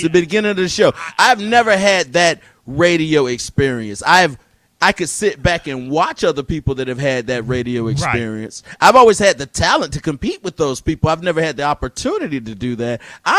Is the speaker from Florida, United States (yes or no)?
yes; Orlando, Florida, United States; also born or lived in Tampa; I'm from Orlando.